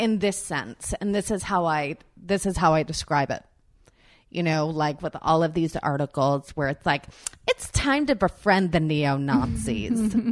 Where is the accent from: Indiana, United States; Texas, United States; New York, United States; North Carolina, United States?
New York, United States; Long Island; I grew up in New York in Long Island.